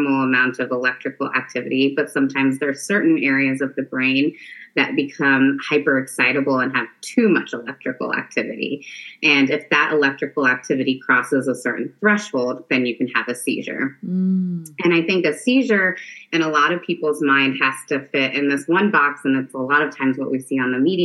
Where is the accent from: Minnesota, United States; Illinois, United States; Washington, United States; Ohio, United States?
Ohio, United States; Marion; also born or lived in Detroit, Michigan / Cleveland, Ohio; now in Columbus, United States; I grew up in Marion, Ohio, which is a small town north of Columbus.